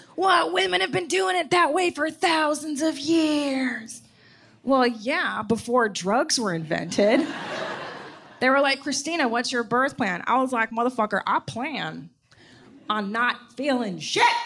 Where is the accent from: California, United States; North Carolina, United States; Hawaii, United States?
California, United States; Los Angeles; also born or lived in Canada; I grew up in Los Angeles